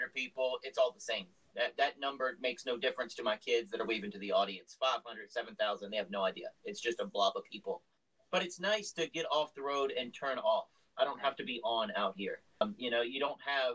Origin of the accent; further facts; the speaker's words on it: Virginia, United States; we're from Virginia. We say it's the South, but it's kind of borderline.